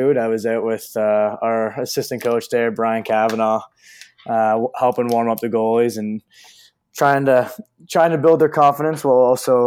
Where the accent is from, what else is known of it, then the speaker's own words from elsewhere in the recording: Canada; a Canadian guy